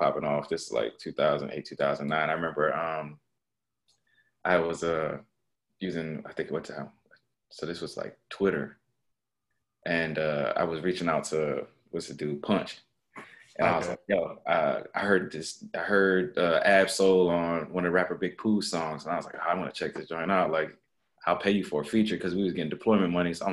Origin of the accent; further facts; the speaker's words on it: Norfolk, Virginia, United States; moved away; I'm from Virginia, like Norfolk, Virginia